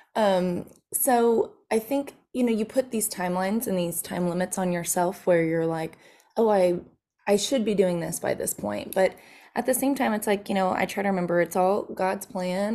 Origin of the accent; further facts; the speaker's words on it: Nashville, Tennessee, United States; moved away; also born or lived in Texas; I grew up, I was from Nashville, Tennessee. My dad was a songwriter there